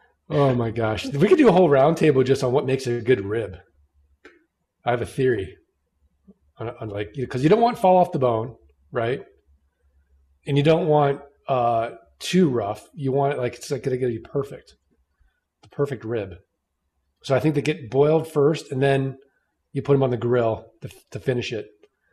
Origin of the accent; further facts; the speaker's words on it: St. Louis, Missouri, United States; I'm from St. Louis.